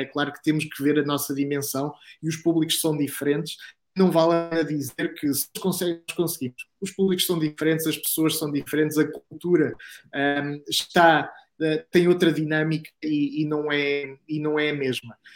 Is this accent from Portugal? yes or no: yes; Coimbra, Centro, Portugal; Sou de Coimbra